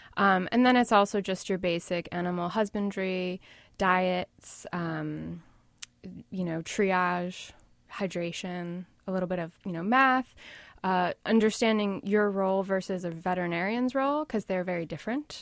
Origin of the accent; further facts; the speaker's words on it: Washington, District of Columbia, United States; now in New York, United States; Originally, I'm from the D C area, but I've been in New York since two thousand one.